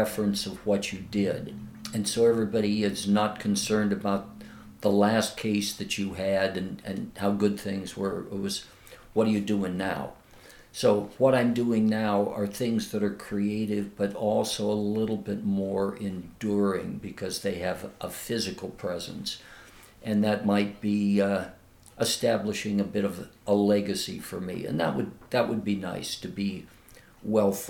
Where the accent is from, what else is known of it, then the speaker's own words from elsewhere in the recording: San Bruno, California, United States; it's the town where I grew up, 10 miles south of San Francisco